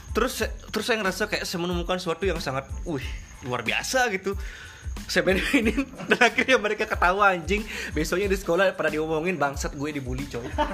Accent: Lombok, West Nusa Tenggara, Indonesia; kita ini orang Lombok ya biar kalian tahu Kita tinggal di Mataram

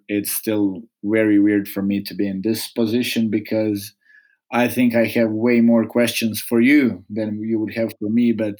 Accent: Čapljina, Federation of Bosnia and Herzegovina, Bosnia & Herzegovina; English is a second language; also born or lived in Mostar / Metković, Croatia; So I was born in Mostar, raised in Chaplina and Metković, so on both sides of border between Bosnia and Herzegovina and Croatia, deep south.

